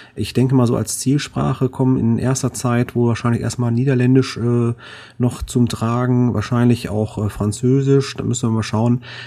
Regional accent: Duisburg, North Rhine-Westphalia, Germany; hier Duisburg, ist ja meine Heimat

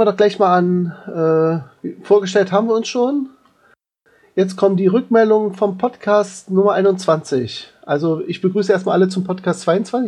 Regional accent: Berlin, Germany; bei uns in Berlin

